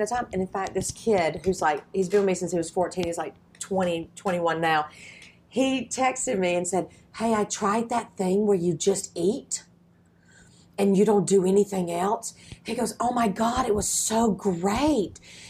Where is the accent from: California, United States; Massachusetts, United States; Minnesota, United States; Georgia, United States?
Georgia, United States; moved away; because I'm from Georgia